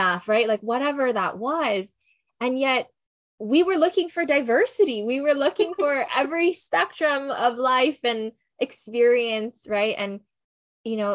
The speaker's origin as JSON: {"language": "English", "region": "Hawaii", "country": "United States", "tie": "born or raised there", "said": "I am born and raised in Hawaii. I lived here."}